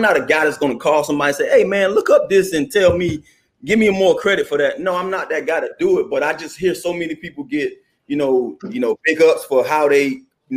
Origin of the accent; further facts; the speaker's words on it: Miami, Florida, United States; moved away as an adult; also born or lived in New York; growing up in Miami all your life, all I know is palm trees and beaches